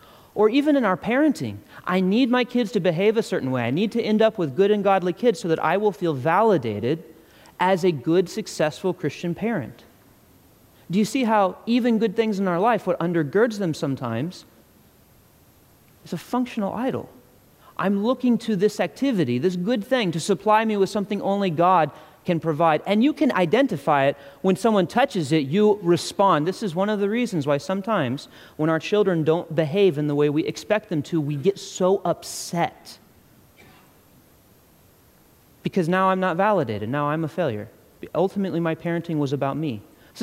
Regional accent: Ireland; I'm not just angry because I'm Irish.

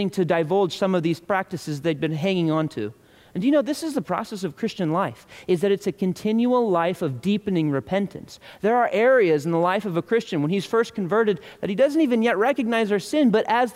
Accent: United States; I'm an American

